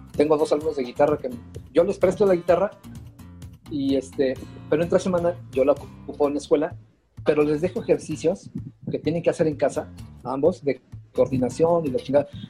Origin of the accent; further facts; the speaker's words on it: Mexico; como mexicano estamos muy, muy mal acostumbrados